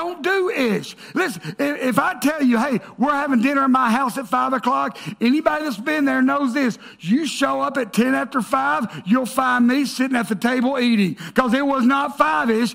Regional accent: the South, United States; I grew up in the South

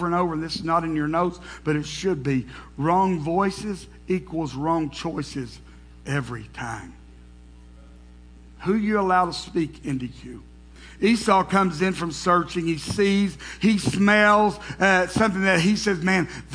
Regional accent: the South, United States; being from the South, growing up in the South, with brothers

